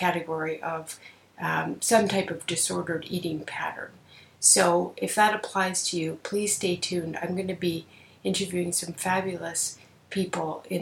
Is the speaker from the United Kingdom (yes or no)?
no; Canada; I'm a Canadian psychotherapist